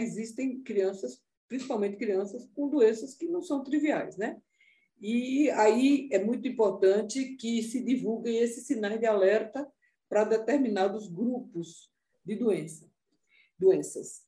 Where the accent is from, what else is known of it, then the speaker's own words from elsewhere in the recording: Recife, Pernambuco, Brazil; Recife, de onde eu nasci